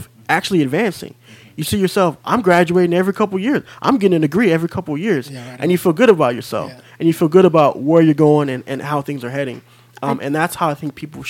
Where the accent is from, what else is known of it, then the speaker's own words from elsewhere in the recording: Midwest, United States; moved away as an adult; now in California, United States; I'm originally from the Midwest.